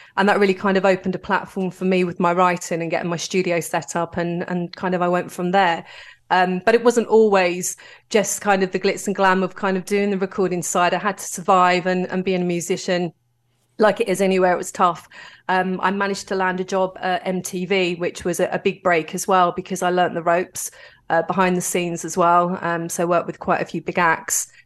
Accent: London, United Kingdom; I'm from Greenwich in southeast London

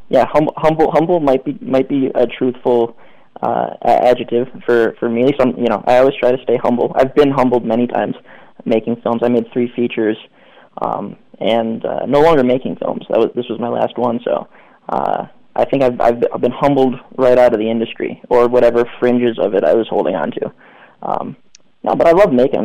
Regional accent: Cleveland, Ohio, United States; I'm from Cleveland

